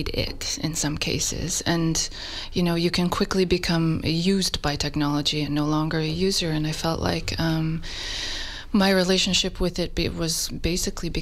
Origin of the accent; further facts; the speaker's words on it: Nova Scotia, Canada; moved away as an adult; also born or lived in Ontario / Toronto; now in Berlin, Germany; I am originally from Nova Scotia, and I completed my graduate studies in Ontario, and I'm Berlin-based now.